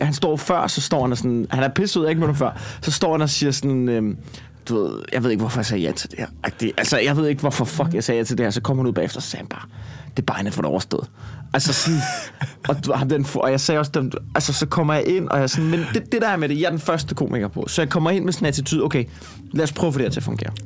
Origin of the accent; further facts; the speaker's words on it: Copenhagen, Capital Region of Denmark, Denmark; accent: Copenhagen dialect; jeg snakker københavns